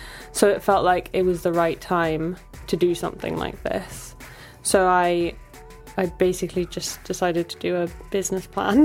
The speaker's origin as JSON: {"language": "English", "region": "Bali", "country": "Indonesia", "tie": "born or raised there", "moved": "yes", "lives_now": "London, United Kingdom", "said": "I grew up in Bali"}